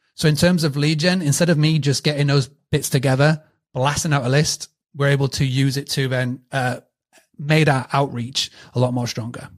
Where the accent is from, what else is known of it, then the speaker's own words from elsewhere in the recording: United Kingdom; accent: British; my British accent